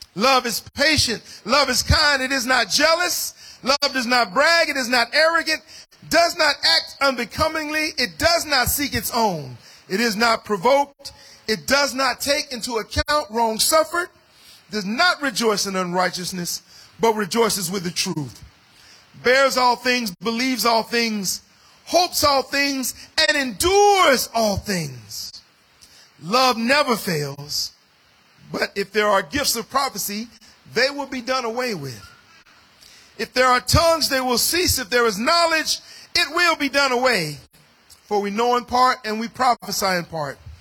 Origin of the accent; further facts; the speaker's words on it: United States; as an African American uh, of African descent